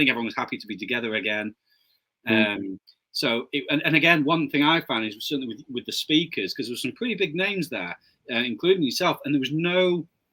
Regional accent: Blackpool, North West England, United Kingdom; my hometown of Blackpool

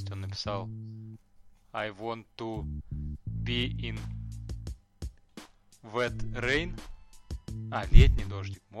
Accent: Crimea, Ukraine; я сама дочь офицера, крымчанка, здесь все не так однозначно.

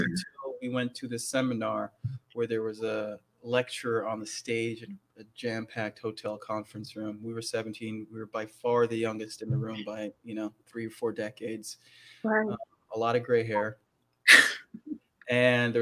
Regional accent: Minnesota, United States; moved away; also born or lived in Washington, D.C. / Maine; I grew up in Minnesota, born in D.C., family moved to Minnesota when I was very young. So I grew up in Minnesota, went through high school in Minnesota.

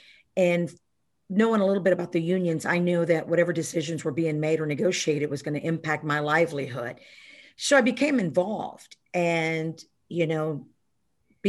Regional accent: Houston, Texas, United States; I grew up in Houston, Texas

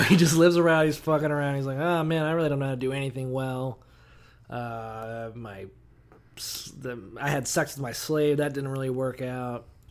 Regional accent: Florida, United States; we're from Florida

